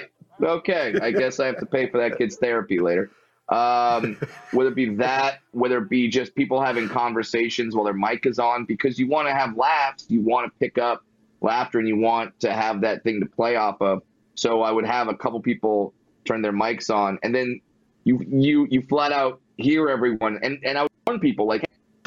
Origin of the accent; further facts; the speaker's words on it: Fullerton, California, United States; Born and raised in Fullerton, California